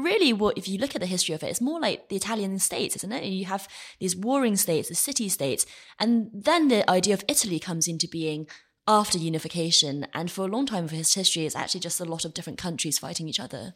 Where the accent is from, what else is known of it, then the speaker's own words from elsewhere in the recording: China; growing up in China